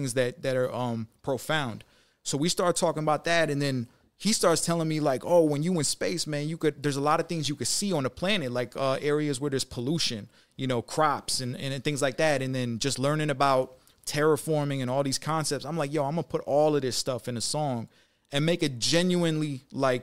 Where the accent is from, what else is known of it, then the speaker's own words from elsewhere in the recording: Detroit, Michigan, United States; now in Las Vegas, United States; I'm from Detroit. So born and raised in Detroit.